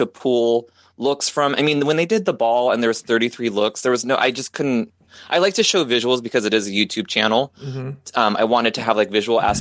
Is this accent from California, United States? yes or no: yes; Inland Empire, California, United States; we grew up, we're both from Inland Empire